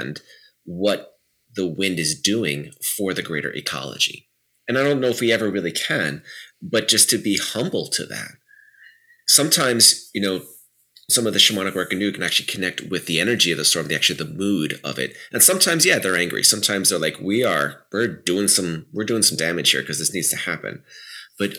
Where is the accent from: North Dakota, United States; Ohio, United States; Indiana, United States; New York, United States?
New York, United States; New York City; I grew up around New York City, so I have that. That's very deep in my bones